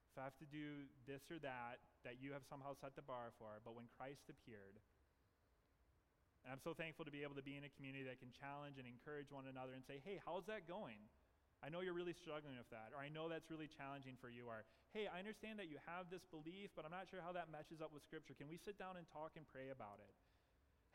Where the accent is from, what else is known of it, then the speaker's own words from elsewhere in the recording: the South, United States; I'm from the South